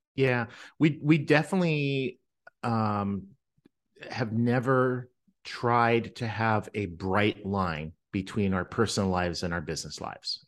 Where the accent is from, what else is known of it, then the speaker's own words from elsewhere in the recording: Winnipeg, Manitoba, Canada; I grew up in Winnipeg, Canada